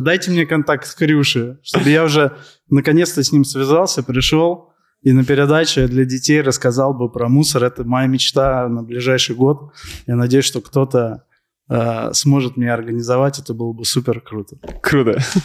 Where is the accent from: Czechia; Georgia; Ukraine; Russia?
Russia; Moscow; я родился, вырос э, в Москве